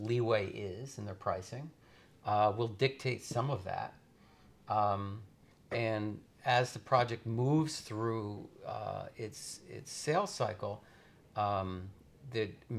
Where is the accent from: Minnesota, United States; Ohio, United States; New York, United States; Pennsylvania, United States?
New York, United States; upstate; also born or lived in Los Angeles, United States; I grew up in upstate New York.